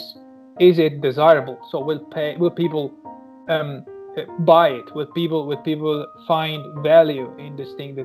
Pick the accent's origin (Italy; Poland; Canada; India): Italy; Sicily; moved away as an adult; now in Germany; I was born and raised in Italy, and in the my hometown in Sicily.